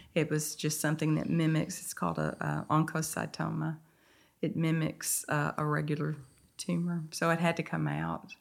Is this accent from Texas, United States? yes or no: yes; Mount Pleasant, Texas, United States; also born or lived in Henderson, Texas; now in Nacogdoches, United States; I grew up in Mount Pleasant, Texas